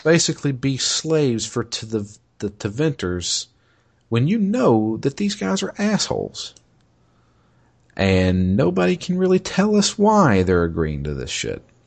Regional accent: United States; I'm an American

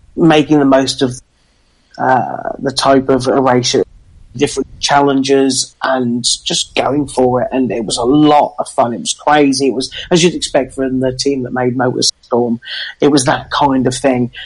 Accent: England, United Kingdom; being English

